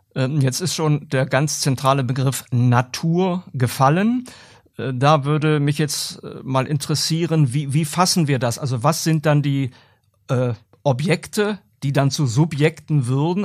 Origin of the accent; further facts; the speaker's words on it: Germany; bei uns in Deutschland